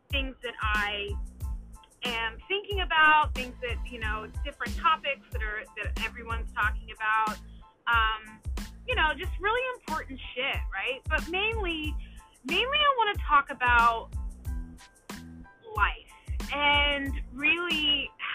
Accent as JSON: {"language": "English", "town": "Dallas", "region": "Texas", "country": "United States", "tie": "born or raised there", "also_born_or_lived": "Washington, DC area / New Jersey", "moved": "as an adult", "said": "I grew up in Dallas, Texas, but you know, in 2010 moved to the DC, Maryland, Virginia area"}